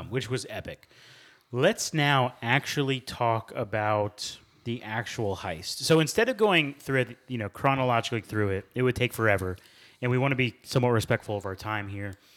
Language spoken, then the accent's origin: English; United States; as an American